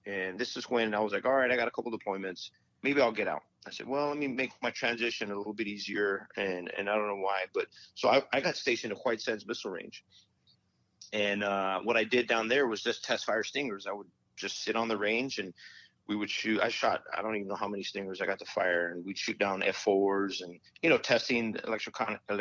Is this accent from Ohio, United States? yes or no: no; Las Cruces, New Mexico, United States; moved away as an adult; also born or lived in Fort Bragg, North Carolina; I'm from Las Cruces, New Mexico